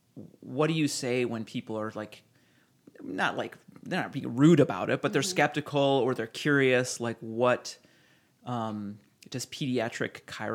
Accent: Ohio, United States

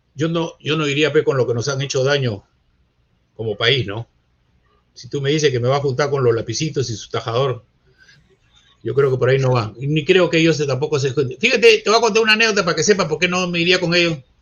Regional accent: Peru; yo soy peruano. Yo soy peruano, mi bandera, mi himno, mi país

